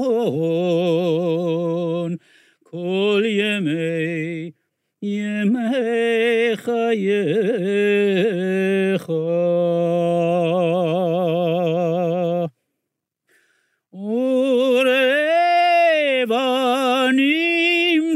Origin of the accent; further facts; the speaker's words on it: Iran; moved away; I grew up in Iran